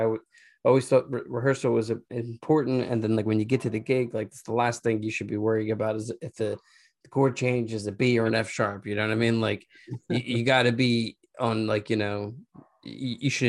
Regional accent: Philadelphia, Pennsylvania, United States; also born or lived in Los Angeles; now in Philadelphia, United States; I'm from Philadelphia

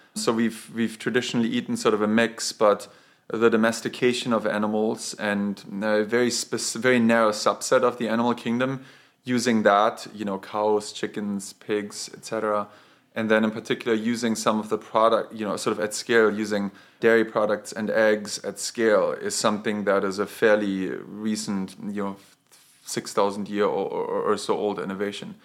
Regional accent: Bavaria, Germany; moved away; I grew up in Bavaria

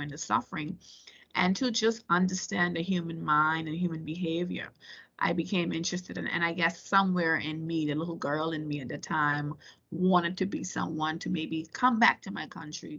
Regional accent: Turks & Caicos Islands; also born or lived in Virginia, United States; I was born and raised in the Turks and Caicos Islands

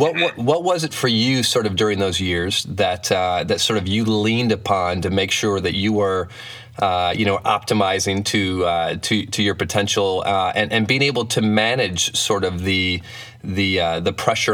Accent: Flint, Michigan, United States; I grew up in Flint, Michigan, actually.

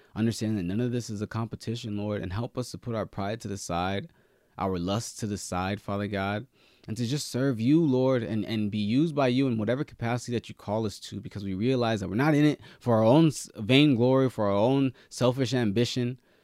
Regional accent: Nigeria; I'm Nigerian, right? So I, we were raised to be the best.

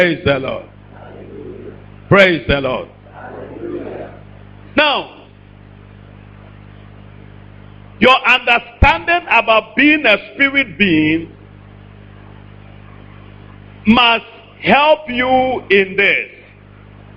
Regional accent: Ashanti, Ghana

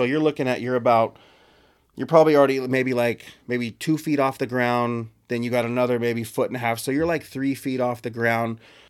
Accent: Texas, United States; Like, I grew up in Texas and I showed you, like, just like you, where you grew up, there was a forest right across the street from my house.

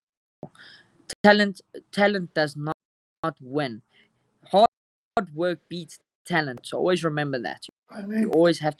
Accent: South Africa; as South African fighters.

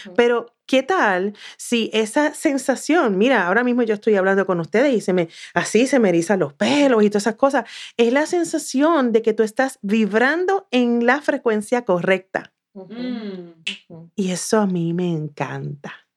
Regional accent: south of Puerto Rico, Puerto Rico; moved away as an adult; now in United States; no tan solo soy de Puerto Rico, es que soy del sur de Puerto Rico

